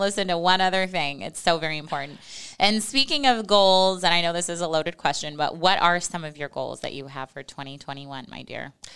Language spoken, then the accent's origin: English; Western Nebraska, United States; I'm from Western Nebraska, and we had horses growing up at the ranch